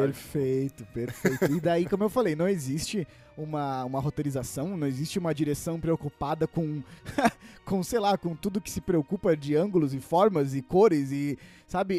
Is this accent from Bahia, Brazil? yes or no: no; interior of Paraná, Brazil; moved away; eu tava lá na minha cidade natal, interior do Paraná